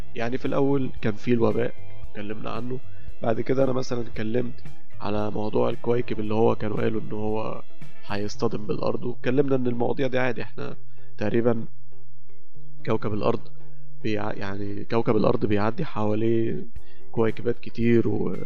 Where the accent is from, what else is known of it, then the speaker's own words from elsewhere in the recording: Egypt; احنا عندنا في مصر